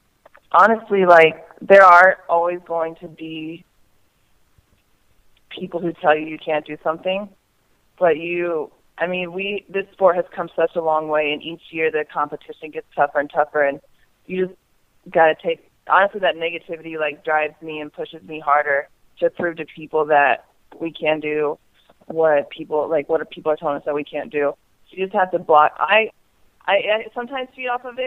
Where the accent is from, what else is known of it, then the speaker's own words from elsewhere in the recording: Indiana, United States; moved away; I'm from Indiana, so I try to get home as often as I can